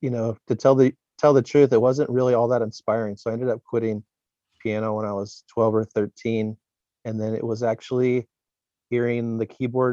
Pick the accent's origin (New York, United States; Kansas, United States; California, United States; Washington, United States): California, United States; Glendora; now in San Diego, United States; I'm from Glendora, which is up in LA County on the east side of the county